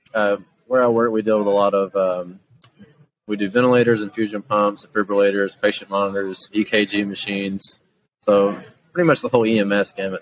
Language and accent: English; Jackson, Tennessee, United States; I'm from Jackson, Tennessee, is where we're located